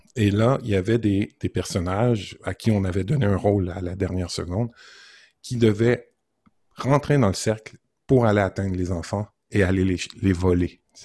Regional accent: Montreal, Quebec, Canada; j'ai grandi à Montréal jusqu'à l'âge de 30 ans. Et là, je suis en région depuis maintenant 19 ans

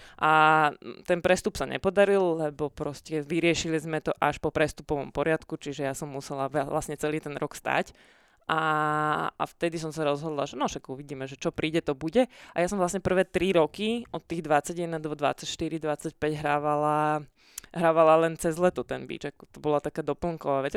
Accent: Pezinok, Bratislava Region, Slovakia; ja som sa síce narodila v Bratislave, ale ja som z Pezinka, celá rodina, čiže my sme tam, uh, my sme bývali v takej odlahlejšej časti

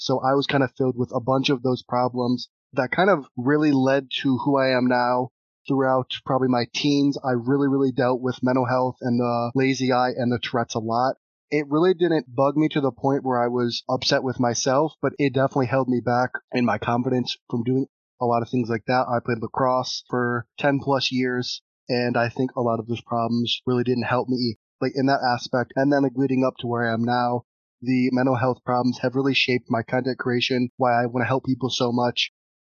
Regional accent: Toledo, Ohio, United States; I am from Toledo, Ohio, in the U.S.

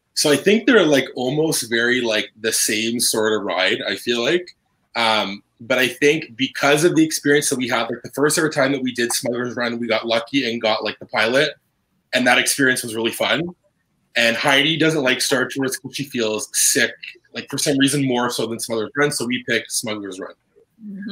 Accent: Canada; we are from Canada.

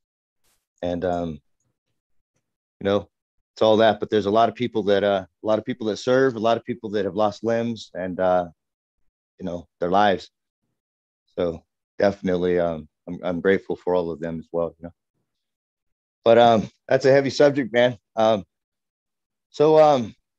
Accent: California, United States; I grew up in California

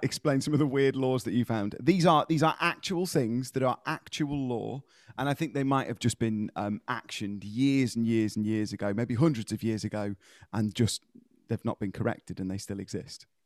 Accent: United Kingdom; as British people, we tend to do this quite a lot

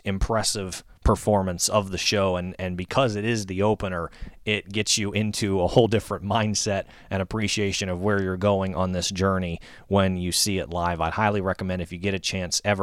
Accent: Northern Virginia, United States; moved away as an adult; also born or lived in Bowling Green, Kentucky; here in the Northern Virginia area, my hometown

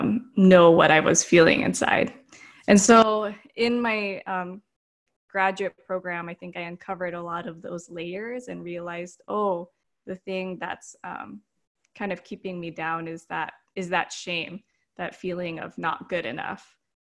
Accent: United States; born there; So my parents immigrated from the Philippines in the 1970s. They came to America and then I was born in America and so was my brother.

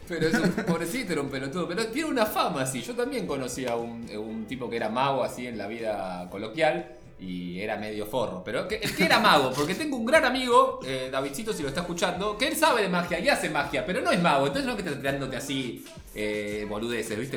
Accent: Avellaneda, Buenos Aires Province, Argentina; yo soy de Avellaneda, la tierra del el mago sin dientes

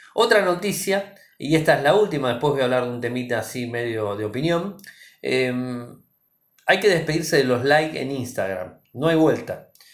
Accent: Argentina

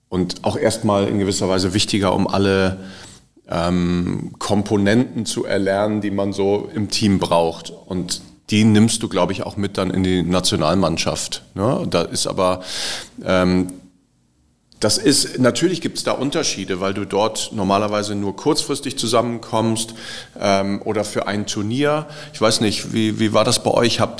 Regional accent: Bremen, Germany; Und äh, als Bremer, wir saßen dann irgendwie dazwischen.

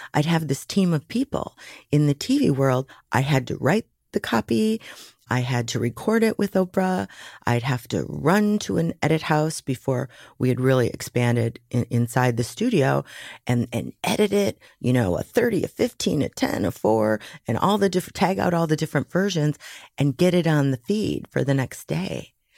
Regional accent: Waukegan, Illinois, United States; also born or lived in Dallas; I was raised Catholic in Waukegan, Illinois

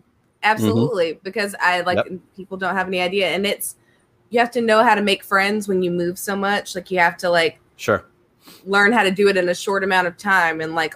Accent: Columbus, Georgia, United States; And I grew up in Columbus and worked near the Army base. And like, man, it is wild growing up near an Army base.

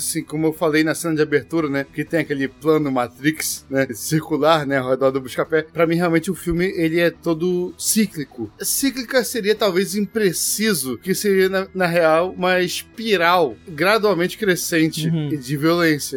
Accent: Rio de Janeiro, Brazil; eu falo isso como carioca

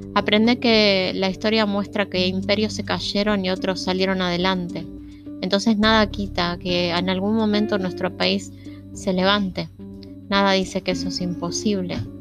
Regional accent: Argentina; Y los argentinos somos hermanos. Los que vivimos en este país

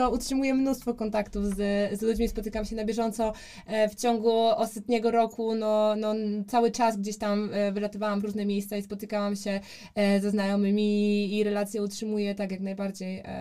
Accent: Poland; My mówimy, e, że jesteśmy z Polski

